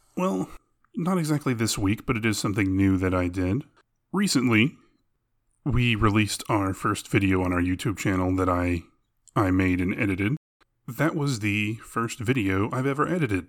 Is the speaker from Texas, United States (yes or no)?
yes; Arlington, Texas, United States; we grew up in Arlington, Texas, which is smack dab in between Dallas and Fort Worth